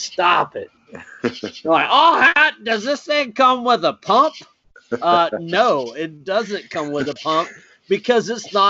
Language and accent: English; Jamaica; I'm Jamaican.